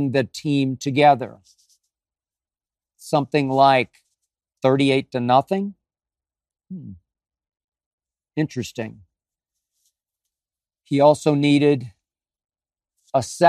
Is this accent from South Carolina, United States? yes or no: no; Oklahoma City, Oklahoma, United States; the team I grew up loving in Oklahoma City and Norman, Oklahoma, the Oklahoma Sooners.